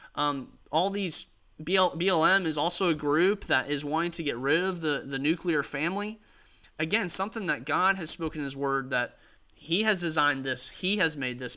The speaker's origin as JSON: {"language": "English", "country": "United States", "said": "as an American, as a citizen of the United States."}